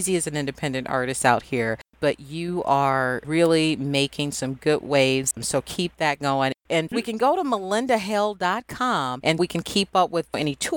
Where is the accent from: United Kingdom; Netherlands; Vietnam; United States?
United States; Chicago, Illinois; Chicago, Chi-town. I have to give that shout out. That's my hometown